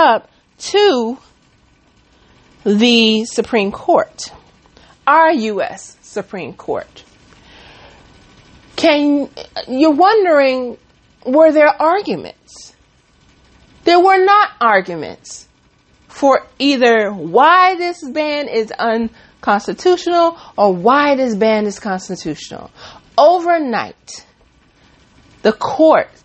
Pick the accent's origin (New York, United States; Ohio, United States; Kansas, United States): New York, United States; New York City; Bronx, New York, my hometown, my stomping grounds